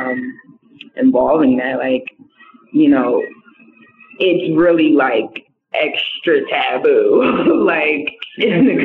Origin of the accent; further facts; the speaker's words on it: the South, United States; I'm from the South, so it is kind of different for me